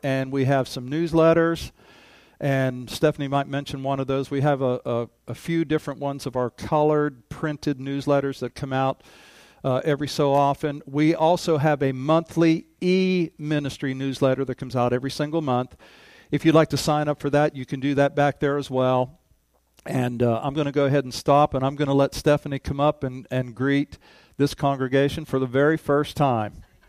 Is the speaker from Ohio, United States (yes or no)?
yes; Ohio, United States; moved away as an adult; now in Oklahoma, United States; back in my home state